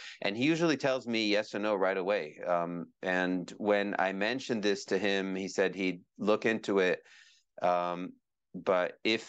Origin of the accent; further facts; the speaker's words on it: Israel; born there; also born or lived in Kenya; I was born in Israel. I had a lot. I then lived in Kenya as a little boy. My dad was a diplomat, and then back in the Middle East